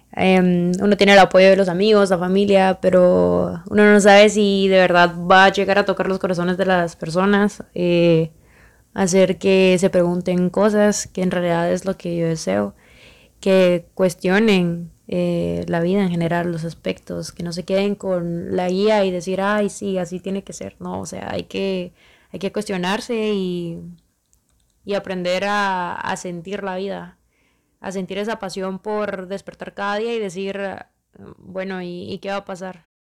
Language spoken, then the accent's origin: Spanish; Guatemala; soy de Guatemala